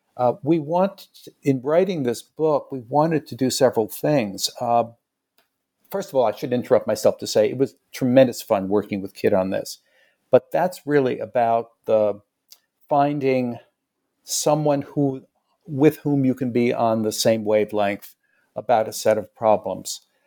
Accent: New York City, New York, United States; I came back to New York City. I'm from New York

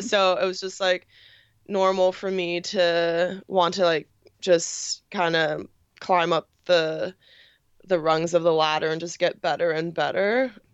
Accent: New York, United States; born and raised in New York

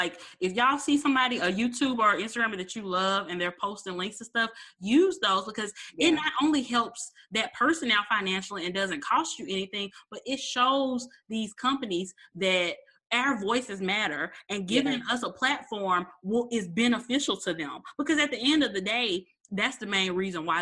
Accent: Memphis, Tennessee, United States; my hometown in Memphis

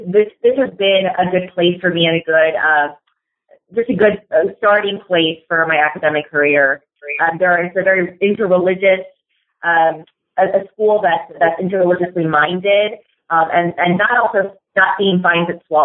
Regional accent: Seattle, Washington, United States; moved away as an adult; also born or lived in Los Angeles, California / Long Island, New York / New Jersey; now in Louisville, United States; So I was born in Los Angeles, California. I grew up there, and then around when I was 8 or 9 years old, we moved up actually to the Pacific Northwest to Seattle.

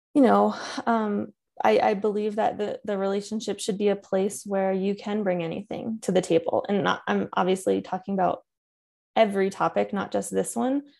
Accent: Connecticut, United States; I grew up in Connecticut

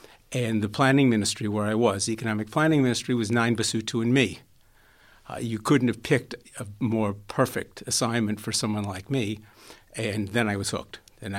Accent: Springfield, Massachusetts, United States; I grew up in Springfield, Massachusetts.

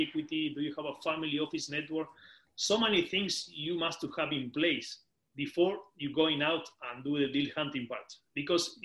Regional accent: Patagonia, Argentina; moved away as an adult; now in United Kingdom; I'm originally from Patagonia, from Argentina, the end of the world nice. In South America. And then I moved to the UK 7 years ago

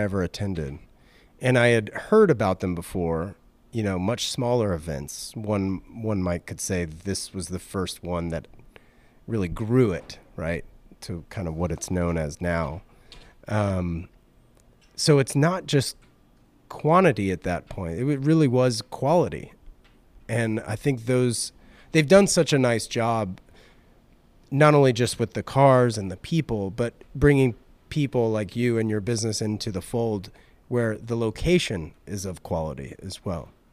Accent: Raleigh, North Carolina, United States; moved away; I grew up in Raleigh

